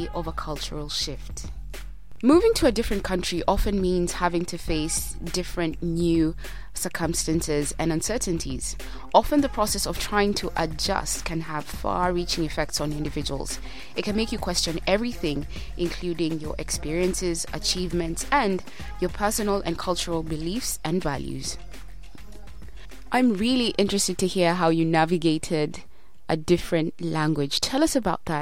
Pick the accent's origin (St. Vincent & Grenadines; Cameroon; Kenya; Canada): Kenya; now in United Kingdom; I'm a Kenyan living in the UK